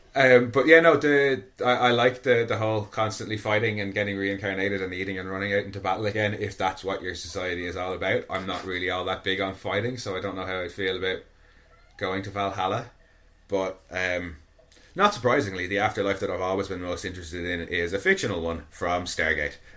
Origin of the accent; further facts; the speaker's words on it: Ireland; I was born screaming in Ireland